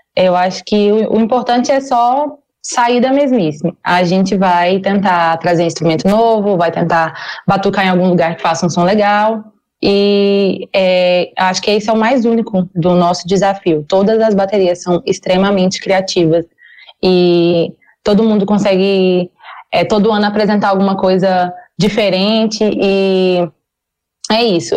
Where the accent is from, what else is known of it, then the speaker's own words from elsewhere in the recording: Tocantins, Brazil; moved away as an adult; now in Goiânia, Brazil; eu não sou não sou de Goiás, eu sou do Tocantins